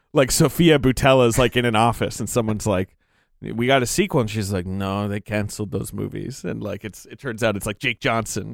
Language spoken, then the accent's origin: English; England, United Kingdom; moved away; I grew up in England